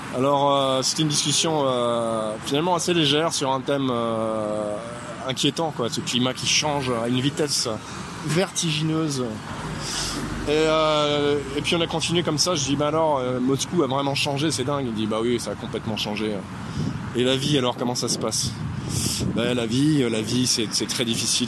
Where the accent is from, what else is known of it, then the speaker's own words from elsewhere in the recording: France; Je suis français